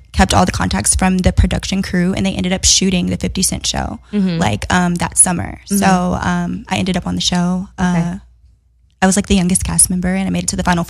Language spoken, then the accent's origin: English; Houston, Texas, United States; moved away as an adult; now in Los Angeles, United States; I'm actually from Houston, Texas.